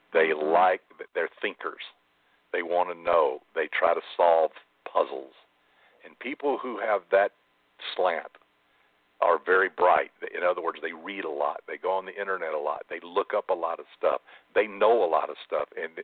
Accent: Alabama, United States; I'm from Alabama

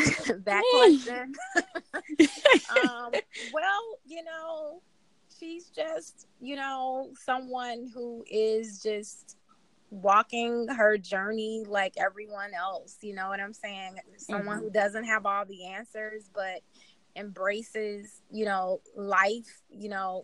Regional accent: Chicago, Illinois, United States; I am from Chicago.

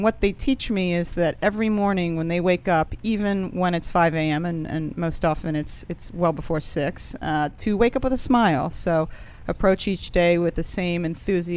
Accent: Rockville, Maryland, United States; I'm from Rockville, Maryland

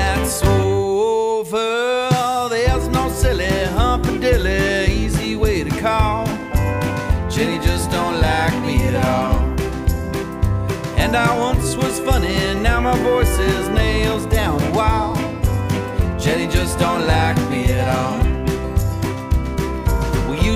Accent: East Coast, United States; I'm from the East Coast

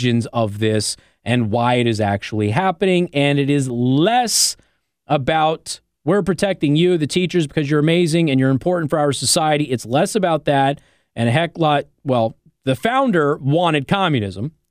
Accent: Nevada, United States; now in Indiana, United States; I come from Nevada

